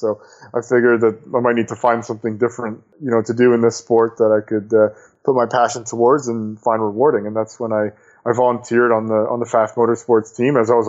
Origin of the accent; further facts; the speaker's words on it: Canada; Hockey is, you know, I'm Canadian, so I guess that's fitting.